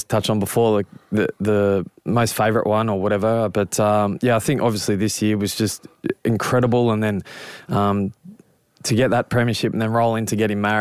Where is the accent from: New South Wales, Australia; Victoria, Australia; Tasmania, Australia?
New South Wales, Australia; Cronulla; also born or lived in Penrith, New South Wales; being from Cronulla and obviously being Australian born